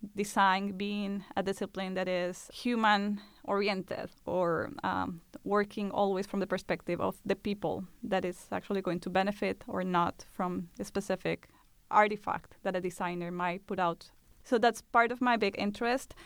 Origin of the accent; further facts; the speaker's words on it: Colombia; moved away; Colombia, which is my home country